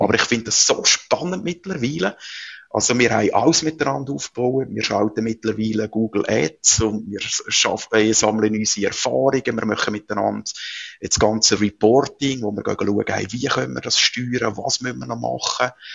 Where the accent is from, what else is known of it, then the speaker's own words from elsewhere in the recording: Switzerland; bei uns in der Schweiz